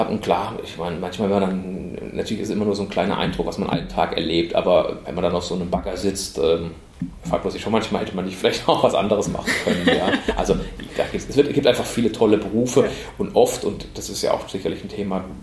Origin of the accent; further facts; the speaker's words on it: Heidelberg, Baden-Württemberg, Germany; bin hier tatsächlich auch gebürtiger Heidelberger, bin in Ziegelhausen geboren und aufgewachsen